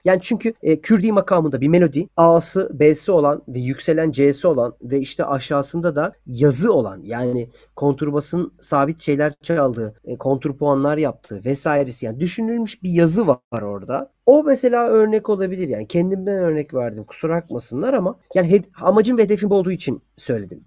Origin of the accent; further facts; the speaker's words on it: Turkey; ben Türk'üm ve e, bu topraklarda yaşıyorum